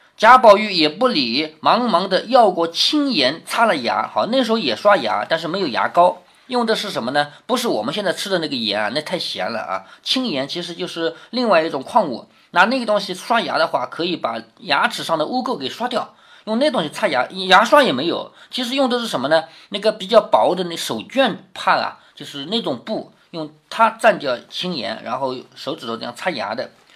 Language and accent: Chinese; China; 我们中国人一向都是以孝为先的